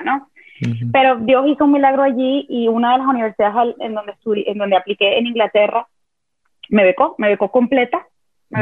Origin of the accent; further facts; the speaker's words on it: Venezuela; yo nací y crecí en Venezuela